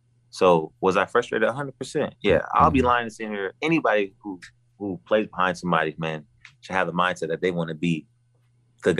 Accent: Richmond, California, United States; also born or lived in Martinez, California / Antioch, California; Because I stayed in Richmond almost like for a good portion of my life. I like to say I was from Richmond

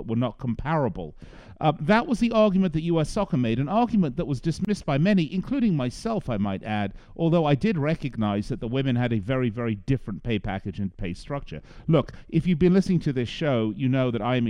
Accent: England, United Kingdom; accent: English; now in United States; as an American, and I know I sound English to you, but I am an American. I've been here an awfully long time

